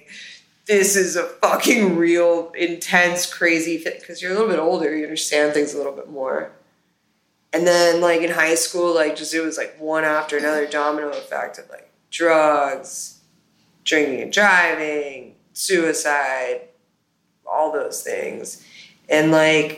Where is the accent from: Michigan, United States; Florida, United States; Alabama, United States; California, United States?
Florida, United States; Miami; growing up in Miami